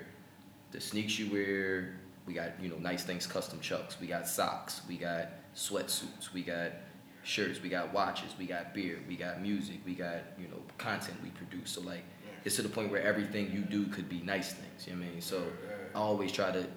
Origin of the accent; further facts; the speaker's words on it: Philadelphia, Pennsylvania, United States; I'm from Philly